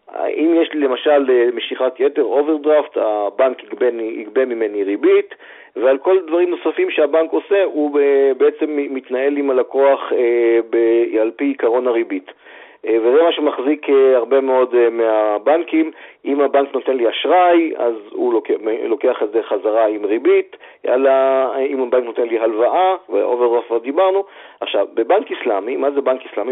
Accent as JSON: {"language": "Hebrew", "country": "Israel", "said": "בתור ישראלים, יש לנו הרבה תכונות טובות"}